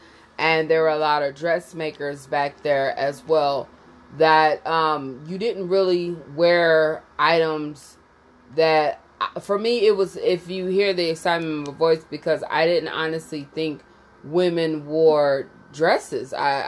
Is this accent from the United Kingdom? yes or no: no; Jamaica; So basically the topic is growing up in Jamaica. It's a conversation about my uncles and how my mother used to act and my grandmother used to act